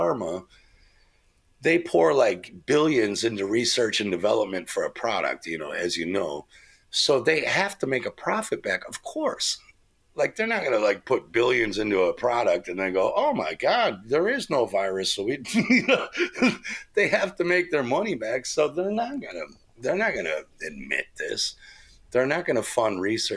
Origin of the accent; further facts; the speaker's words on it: United States; moved away; I grew up in America.